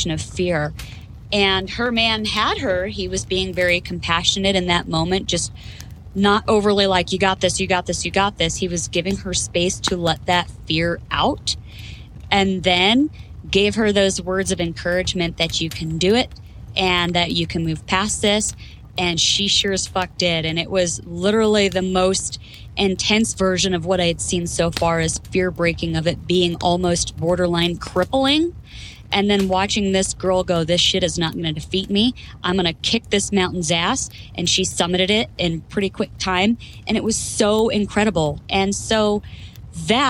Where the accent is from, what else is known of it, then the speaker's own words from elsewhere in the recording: Florida, United States; moved away as an adult; now in Idaho, United States; I was born and raised in Florida until I enlisted and went into the Marine Corps